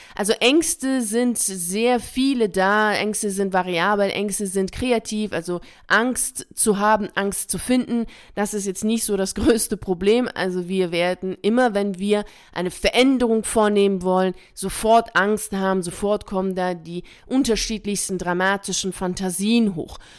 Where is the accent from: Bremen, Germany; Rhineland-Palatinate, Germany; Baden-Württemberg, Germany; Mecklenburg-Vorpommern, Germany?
Bremen, Germany; Ich bin in Bremen aufgewachsen.